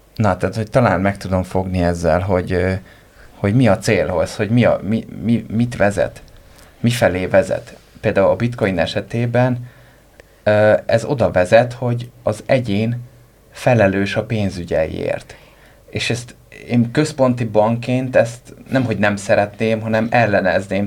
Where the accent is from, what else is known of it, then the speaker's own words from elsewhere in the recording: Hungary; magyar vagyok